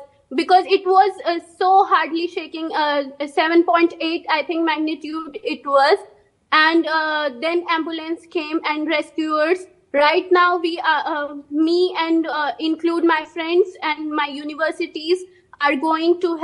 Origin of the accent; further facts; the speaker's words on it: Delhi, India; now in Turkey; I'm from Delhi